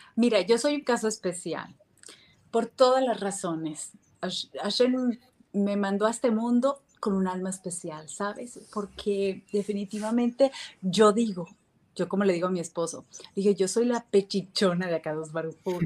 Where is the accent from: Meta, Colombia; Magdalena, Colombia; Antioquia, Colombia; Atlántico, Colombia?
Atlántico, Colombia; Barranquilla; also born or lived in Miami, United States / Mexico; now in Israel; soy colombiana, eh, barranquillera